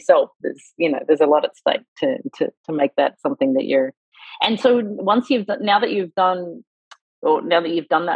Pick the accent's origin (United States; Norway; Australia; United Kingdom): Australia; moved away; as an Australian